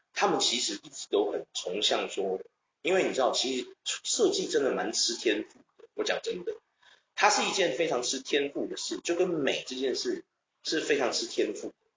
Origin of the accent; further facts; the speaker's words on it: Taiwan; 我们台湾很多人都会觉得说漂亮有什么用